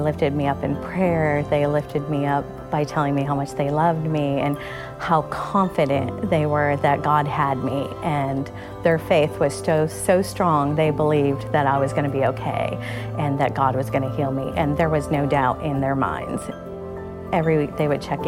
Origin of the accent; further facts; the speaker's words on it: New York, United States; moved away as an adult; now in North Carolina, United States; I grew up in New York State.